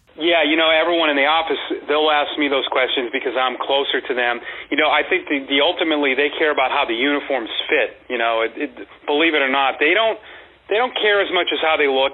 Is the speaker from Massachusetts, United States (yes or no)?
yes; Massachusetts, United States; moved away as an adult; also born or lived in Woodbridge, Virginia / Kane County, Illinois; now in Portland, United States; I grew up in Massachusetts